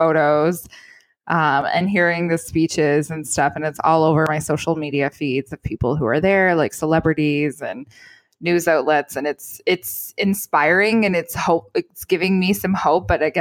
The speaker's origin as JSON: {"language": "English", "country": "Canada", "said": "as a Canadian"}